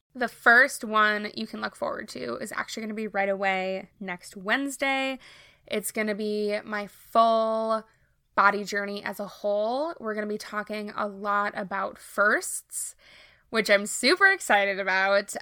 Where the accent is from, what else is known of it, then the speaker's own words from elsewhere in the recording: Minnesota, United States; I am from Minnesota, born and raised, have always lived here